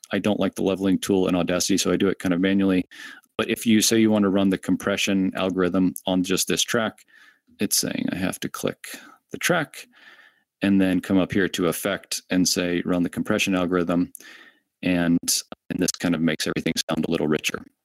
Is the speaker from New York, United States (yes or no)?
no; Orlando, Florida, United States; I'm from Orlando